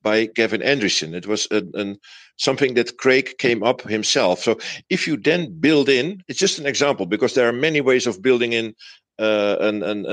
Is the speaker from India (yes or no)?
no; Netherlands; English is a second language; I'm from Holland, so English is not my native language.